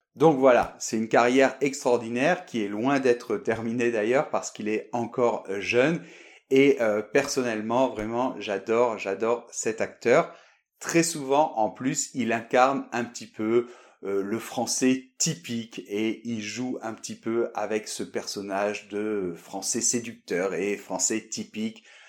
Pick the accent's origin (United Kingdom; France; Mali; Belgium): France; Bordeaux, Nouvelle-Aquitaine; now in Madrid, Spain; je suis de Bordeaux